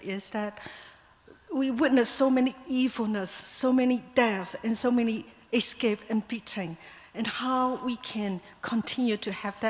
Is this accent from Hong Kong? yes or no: yes; Hong Kong; moved away as an adult; now in New Zealand; I was born in Hong Kong, a native Hong Konger